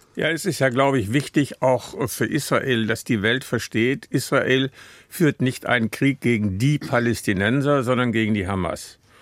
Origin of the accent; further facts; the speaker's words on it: Münster, North Rhine-Westphalia, Germany; Ich äh, bin ja aus Münster